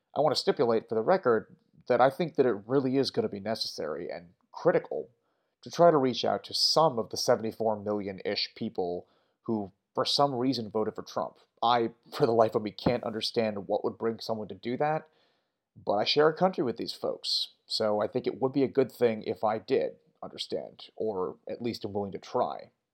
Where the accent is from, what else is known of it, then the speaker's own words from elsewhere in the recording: United States; we, furthermore, as American voters